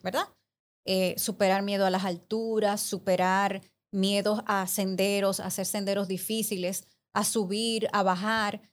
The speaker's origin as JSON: {"language": "Spanish", "town": "Santiago de los Caballeros", "region": "Santiago", "country": "Dominican Republic", "tie": "born or raised there", "said": "somos de Santiago"}